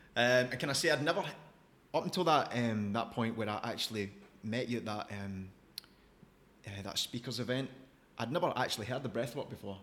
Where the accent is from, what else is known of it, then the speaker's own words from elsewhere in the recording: Scotland, United Kingdom; Growing up in Scotland